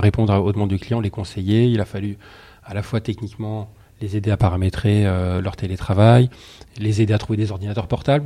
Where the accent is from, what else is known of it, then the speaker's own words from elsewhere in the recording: Soissons, Hauts-de-France, France; je suis de Soissons, donc je suis né à Soissons.